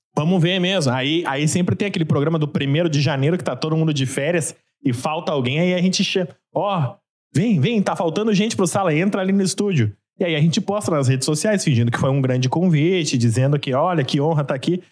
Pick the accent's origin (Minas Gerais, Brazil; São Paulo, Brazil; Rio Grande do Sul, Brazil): Rio Grande do Sul, Brazil; Porto Alegre; eu sou de Porto Alegre, mas meu pai era mineiro